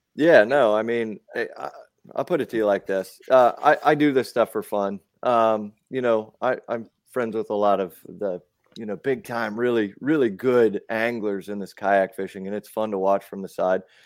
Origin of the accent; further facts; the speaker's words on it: South Dakota, United States; now in Mechanicsville, Maryland, United States; I'm originally from South Dakota